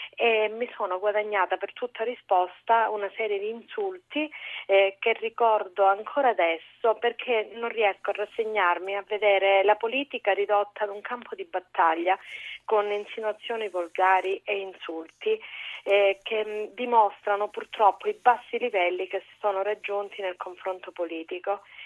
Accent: Calabria, Italy; Da Calabrese

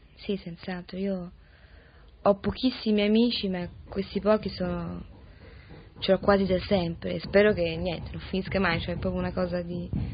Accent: Rome, Lazio, Italy; ho sempre vissuto a Roma, certo da bambina molto piccola

